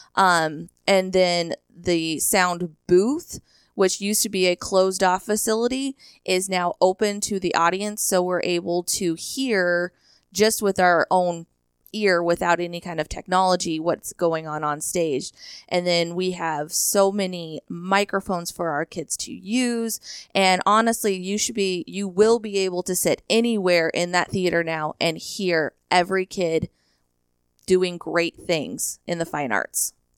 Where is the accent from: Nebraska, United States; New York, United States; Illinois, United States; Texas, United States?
Nebraska, United States; Hershey; originally from Hershey High School, Hershey, Nebraska, a little town right outside of North Platte. I attended a country school, K through eight, at a one-room schoolhouse